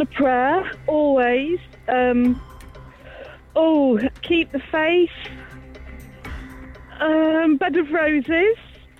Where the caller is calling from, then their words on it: Stafford, West Midlands, United Kingdom; Calling from Stafford.